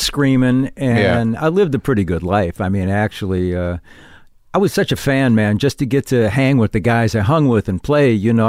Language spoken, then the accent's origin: English; Racine, Wisconsin, United States; Racine, Wisconsin.